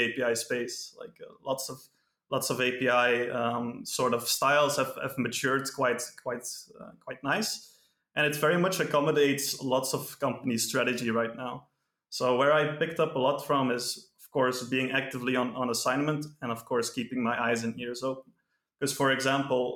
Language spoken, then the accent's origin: English; Belgium; I'm from Belgium.